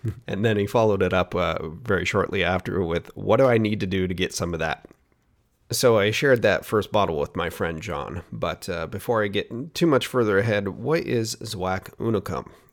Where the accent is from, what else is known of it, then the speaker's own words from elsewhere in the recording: Oregon, United States; here in my home state of Oregon